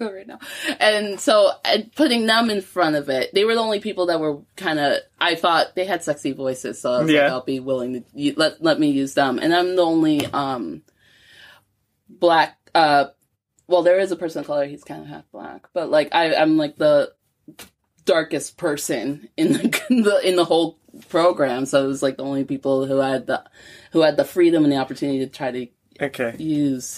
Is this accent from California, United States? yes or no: no; New York, United States; moved away as an adult; now in Glasgow, United Kingdom; I grew up in New York